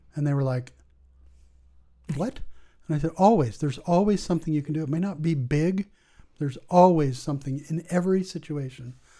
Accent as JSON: {"language": "English", "town": "La Jolla", "region": "California", "country": "United States", "tie": "born or raised there", "also_born_or_lived": "Guatemala", "moved": "as an adult", "said": "I grew up in La Jolla, California. That's where I went to high"}